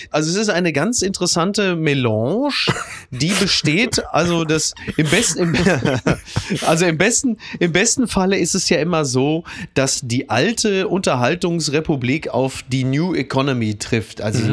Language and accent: German; Ruhr area, North Rhine-Westphalia, Germany; moved away; ich komme aus dem Ruhrgebiet